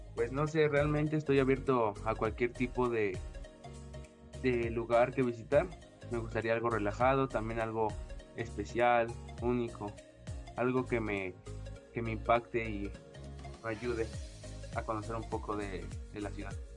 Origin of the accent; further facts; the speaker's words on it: Puebla, Mexico; yo vengo el estado de, Puebla